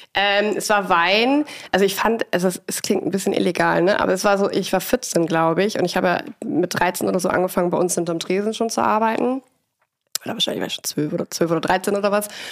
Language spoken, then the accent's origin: German; Siebengebirge near Bonn, North Rhine-Westphalia, Germany; also born or lived in Geisenheim; Ich komme aus dem Rheinland, aus dem wunderschönen Siebengebirge, dem Naturpark sozusagen von Bonn.